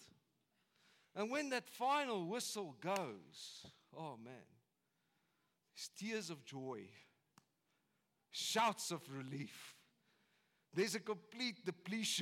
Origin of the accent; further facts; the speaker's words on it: South Africa; as South Africans